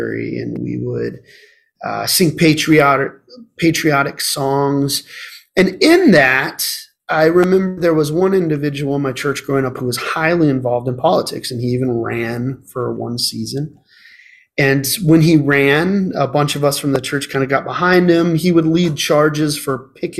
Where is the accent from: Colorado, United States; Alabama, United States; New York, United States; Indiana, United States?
Colorado, United States; Colorado Springs; now in Arizona, United States; I was born and raised in Colorado Springs